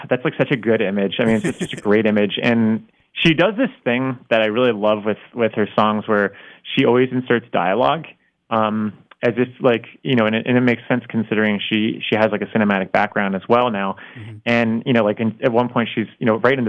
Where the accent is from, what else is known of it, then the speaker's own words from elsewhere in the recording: South Florida, United States; moved away; growing up in Florida